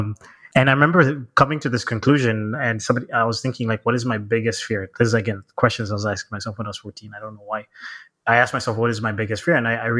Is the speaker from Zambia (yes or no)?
yes; Zambia; born there; So I guess it starts with, I was born in Zambia, Southern Africa.